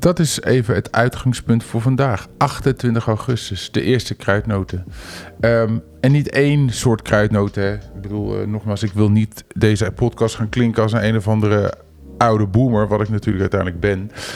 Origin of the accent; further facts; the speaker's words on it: Netherlands; als Nederlander